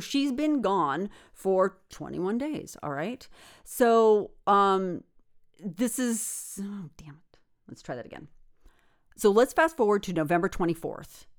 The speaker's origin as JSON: {"language": "English", "town": "Redding", "region": "California", "country": "United States", "tie": "born or raised there", "moved": "yes", "said": "I'm from Redding, you know, right. I'm from Northern California. Grew up there."}